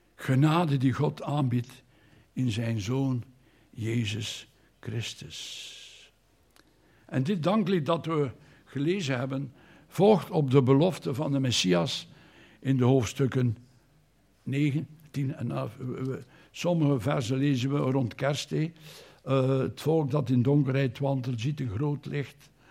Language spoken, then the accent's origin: Dutch; Anderlecht, Brussels-Capital Region, Belgium; moved away as an adult; now in Bruges, Belgium; Ik ben geboren in Brussel, in Anderlecht.